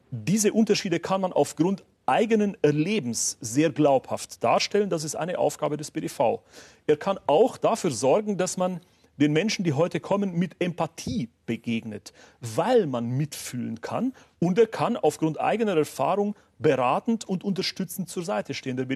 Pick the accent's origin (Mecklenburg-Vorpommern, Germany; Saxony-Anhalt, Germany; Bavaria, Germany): Bavaria, Germany; Waldkraiburg; Traunreuth, Waldkreiburg, meine Heimatstadt.